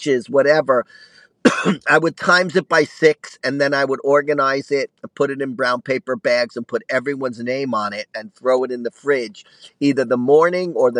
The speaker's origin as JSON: {"language": "English", "town": "New York City", "region": "New York", "country": "United States", "tie": "born or raised there", "said": "I grew up in Brooklyn"}